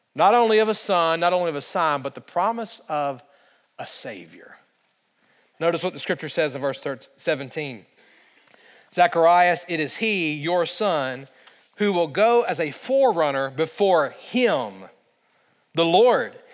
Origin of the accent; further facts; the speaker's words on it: central Alabama, United States; moved away; I grew up in the state of Alabama, and in central Alabama, it just does not snow